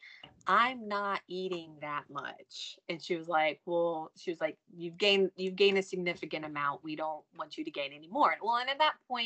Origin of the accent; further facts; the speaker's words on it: North Carolina, United States; I'm from North Carolina